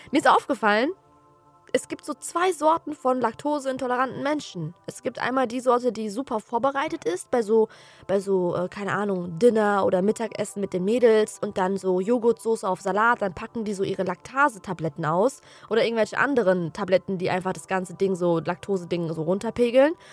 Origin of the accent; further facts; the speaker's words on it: Offenbach, Hesse, Germany; Oder der Klassiker, wo kommst du eigentlich her? So. Ja, dann sage ich Offenbach.